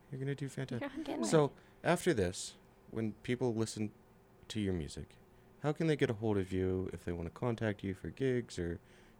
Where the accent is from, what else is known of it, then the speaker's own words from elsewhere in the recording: Ventura, California, United States; moved away; I'm from California.